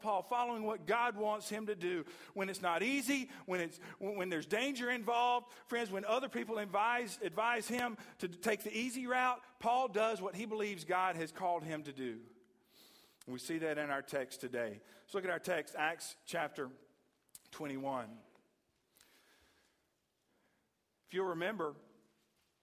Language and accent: English; United States; many of us as American Christians